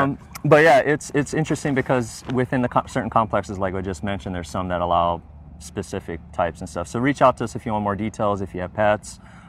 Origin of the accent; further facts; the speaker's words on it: Pukalani, Hawaii, United States; my hometown, Pukalani, where I grew up.